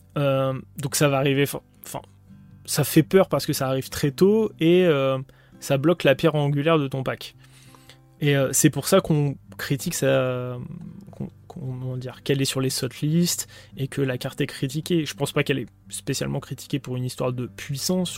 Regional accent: France; on est français

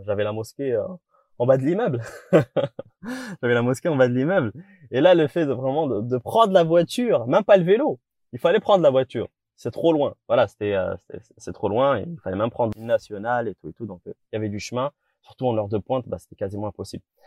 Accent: Morocco; je suis marocain

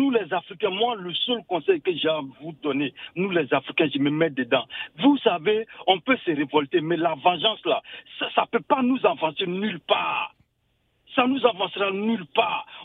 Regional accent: Côte d’Ivoire; now in Paris, France; je suis un Ivoirien vivant à Paris.

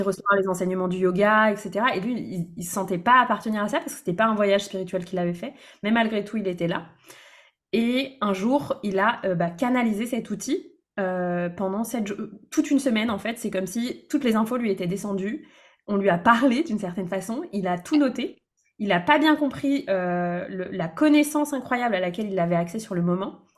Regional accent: Brittany, France; moved away as an adult; also born or lived in Lyon region; Actuellement, je vis euh, en Bretagne, près de là où j'ai grandi, après avoir habité plusieurs années dans la région lyonnaise

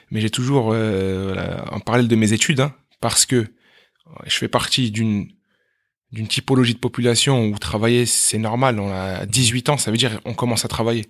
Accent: Meaux, Île-de-France, France; also born or lived in Aleppo, Syria; now in La Défense, France; Alors moi j'ai grandi à, à Meaux

